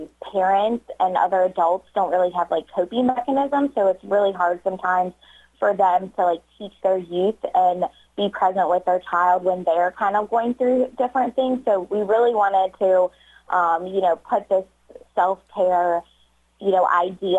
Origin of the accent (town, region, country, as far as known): Northern Kentucky, United States; moved away as an adult; now in Batesville, United States